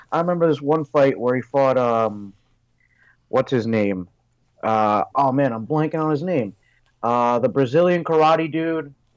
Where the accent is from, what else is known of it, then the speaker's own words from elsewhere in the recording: New Jersey, United States; here in New Jersey